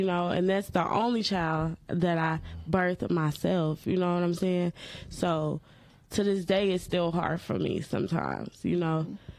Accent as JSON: {"language": "English", "region": "the South", "country": "United States", "said": "I am from the South, so I am going to mess up everything I say."}